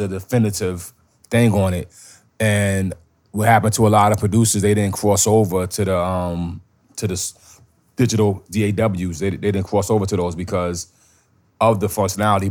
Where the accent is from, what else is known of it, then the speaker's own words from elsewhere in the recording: New York, United States; I'm from New York